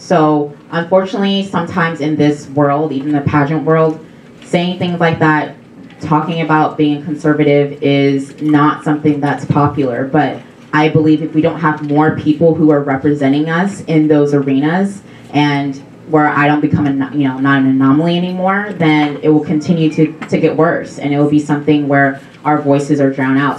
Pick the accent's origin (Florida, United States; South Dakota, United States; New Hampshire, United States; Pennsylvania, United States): South Dakota, United States; I'm from South Dakota